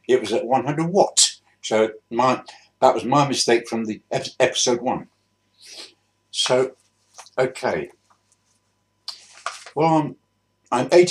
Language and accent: English; Bristol, South West England, United Kingdom; also born or lived in Swindon; I grew up in Bristol. Born in Swindon in 1939, but after about a year, we moved to Bristol